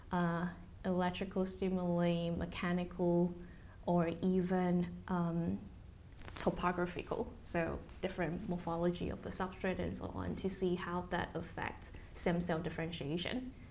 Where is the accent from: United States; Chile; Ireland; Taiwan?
Taiwan; English is a second language; moved away as an adult; now in United Kingdom; Uh, in Taiwan. Mm-hmm. So I only come to the UK for my PhD. Mm-hmm. Um, yeah, in 2013.